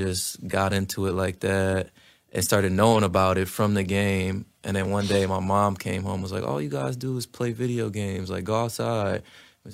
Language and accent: English; New York City, New York, United States; I'm from New York